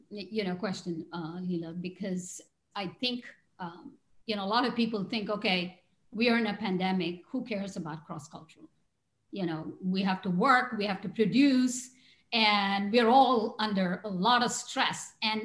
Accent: India; moved away as an adult; now in San Diego, United States; I grew up in India. I know all about Indian values and how Indians think and act. And then I've lived here longer than I have lived in the in India.

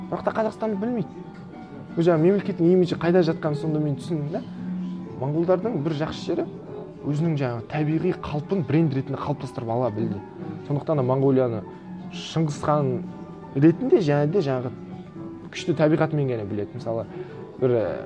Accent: Mongolia; born or raised there; moved away as an adult; also born or lived in Kazakhstan / United States

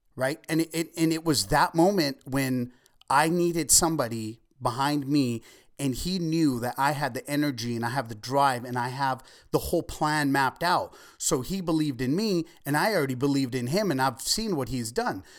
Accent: Ventura, California, United States; also born or lived in Oxnard; I grew up in East Ventura.

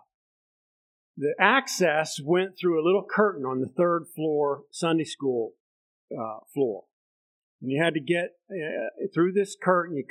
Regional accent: Bethlehem, Pennsylvania, United States; grew up in the Methodist Church, United Methodist Church in Southside Bethlehem

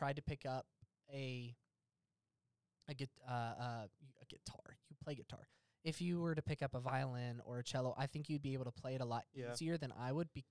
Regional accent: the South, United States; it's hard being a Southerner

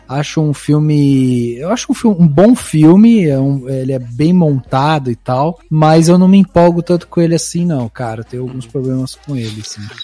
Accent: Brazil; como brasileiro

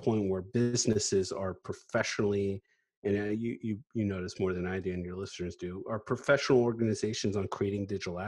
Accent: Northern Virginia, United States; now in Washington, D.C., United States; always born and raised in Northern Virginia

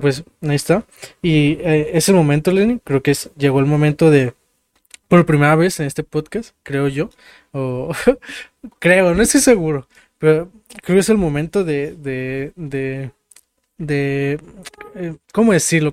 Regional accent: Mexico; como mexicanos

